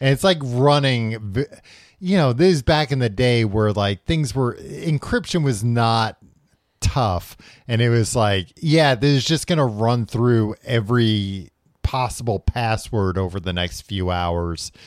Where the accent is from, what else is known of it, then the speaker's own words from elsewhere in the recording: United States; I'm an American.